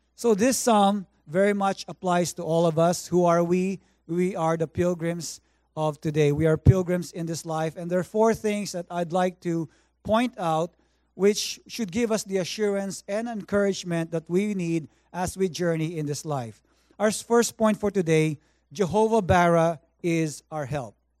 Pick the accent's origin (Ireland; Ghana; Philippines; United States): Philippines; now in Vancouver, Canada; I grew up in the Philippines